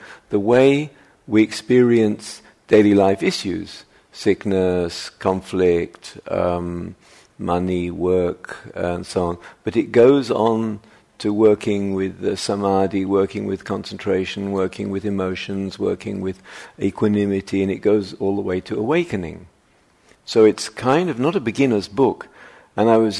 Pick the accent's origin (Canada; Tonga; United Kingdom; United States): United Kingdom; moved away; I'm British, as you can tell.